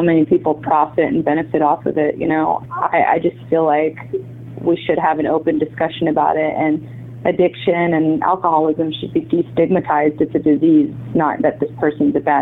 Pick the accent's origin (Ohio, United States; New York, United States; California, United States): California, United States; San Diego; also born or lived in Budapest, Hungary / Los Angeles, United States; I grew up in San Diego. I came to the United States from Budapest, Eastern Europe, when I was about 3 years old, and grew up in San Diego